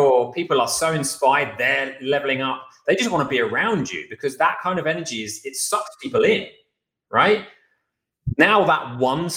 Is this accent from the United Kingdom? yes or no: yes; United Kingdom; moved away; as a Brit